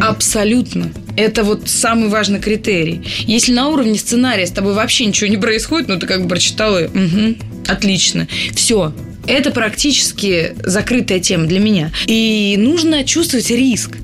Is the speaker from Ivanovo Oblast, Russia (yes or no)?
no; Pskov, Pskov Oblast, Russia; я же из Пскова